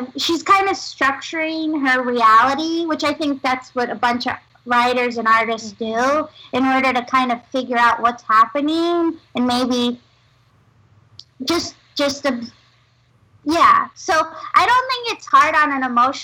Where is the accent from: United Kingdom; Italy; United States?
United States; New York City, New York; I grew up in Manhattan